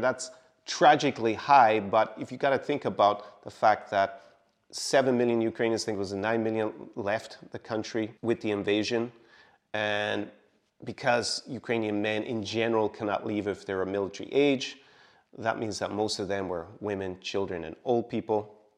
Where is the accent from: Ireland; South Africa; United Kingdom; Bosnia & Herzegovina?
Ireland; moved away; my home country, Ireland